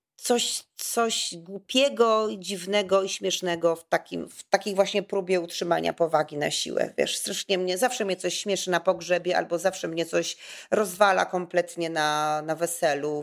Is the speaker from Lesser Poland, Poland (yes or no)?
yes; Kraków, Lesser Poland, Poland; ja jestem z Krakowa